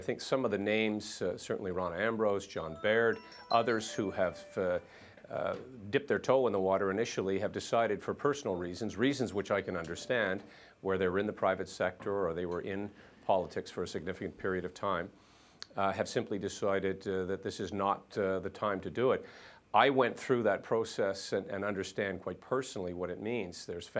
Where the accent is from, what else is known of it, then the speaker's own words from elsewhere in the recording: Canada; I'm a Canadian Conservative, and I have been my entire life.